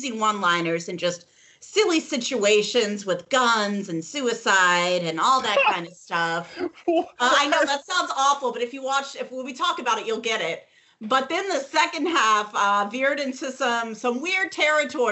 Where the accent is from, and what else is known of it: Virginia Beach, Virginia, United States; born or raised there